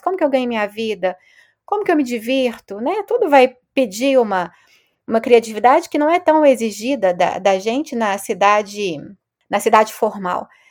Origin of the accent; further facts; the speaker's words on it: Belo Horizonte, Minas Gerais, Brazil; moved away as an adult; also born or lived in Rio de Janeiro; now in France; eu sou de Belo Horizonte